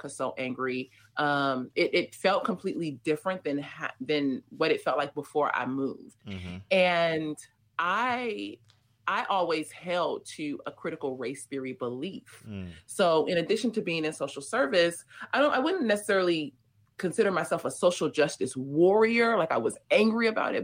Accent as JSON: {"language": "English", "town": "Los Angeles", "region": "California", "country": "United States", "tie": "born or raised there", "also_born_or_lived": "North Hollywood / South Africa", "said": "I grew up in South LA and then spent like the latter part of my teen years in a suburb of Los Angeles called North Hollywood"}